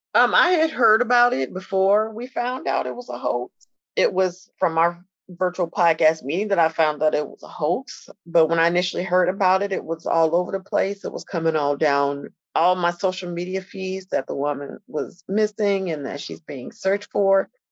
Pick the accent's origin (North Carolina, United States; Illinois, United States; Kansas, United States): Illinois, United States; Chicago; I'm a Chicagoan